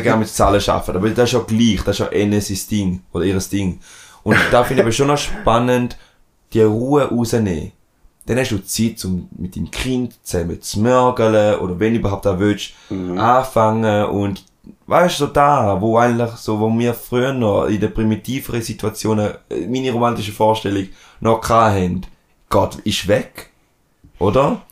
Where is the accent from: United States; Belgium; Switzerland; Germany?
Switzerland; accent: Rheintaler; dann bin ich im Rindtal aufgewachsen, bin im Verein gewesen und dann habe ich ab und zu einen Rintaler Dialekt